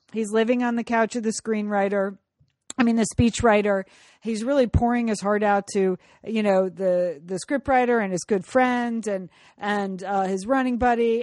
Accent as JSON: {"language": "English", "region": "California", "country": "United States", "said": "as a Californian"}